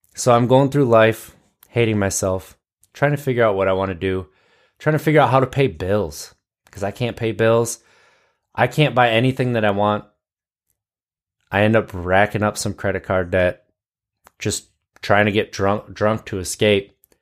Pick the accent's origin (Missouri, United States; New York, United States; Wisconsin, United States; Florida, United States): Wisconsin, United States; I grew up in Wisconsin.